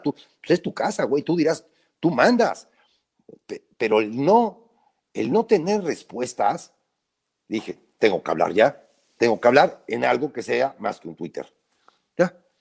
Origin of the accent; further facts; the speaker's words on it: Puebla, Mexico; yo vivo en Puebla, yo nací en Puebla